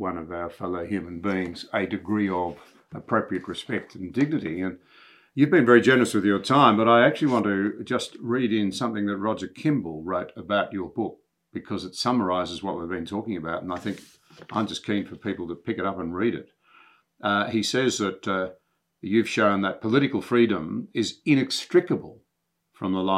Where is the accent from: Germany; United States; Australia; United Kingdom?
Australia; myself as an Australian